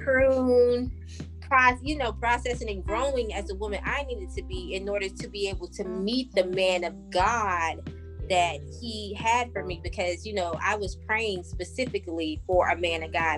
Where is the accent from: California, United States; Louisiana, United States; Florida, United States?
Louisiana, United States; New Orleans; I grew up in New Orleans.